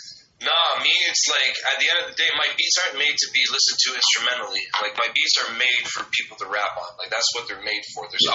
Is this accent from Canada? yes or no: yes; Quebec, Canada; Basically, like, just as far as the whole, like, province of Quebec, it's like we have a beef with the rest of Canada because we're French and they're Engli